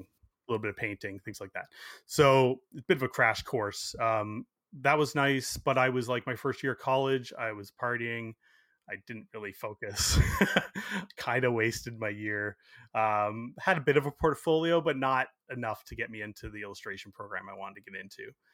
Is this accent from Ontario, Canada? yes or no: yes; Burlington, Ontario, Canada; I grew up in Burlington, so it was only about twenty minutes from my house